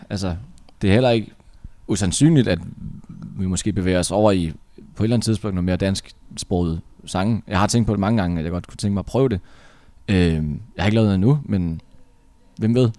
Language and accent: Danish; North Jutland, North Denmark Region, Denmark; nu er vi jo fra Nordjylland